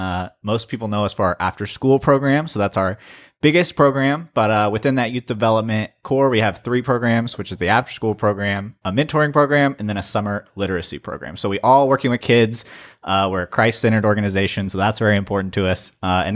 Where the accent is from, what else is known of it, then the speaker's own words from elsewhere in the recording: Flora, Illinois, United States; I'm from Flora, Illinois, which is a town pretty similar to Greenville, minus the college or university now.